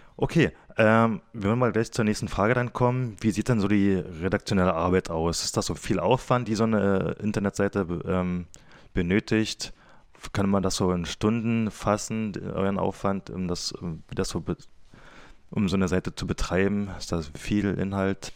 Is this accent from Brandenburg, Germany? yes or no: yes; Cottbus, Brandenburg, Germany; ich, wieder in der Nähe von oder im Großraum Cottbus groß geworden bin